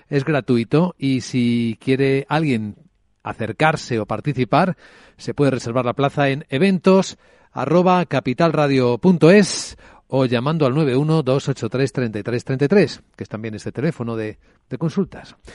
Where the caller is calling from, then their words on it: Huesca, Aragon, Spain; Hola, buenos días … de Huesca, muchas gracias por el programa.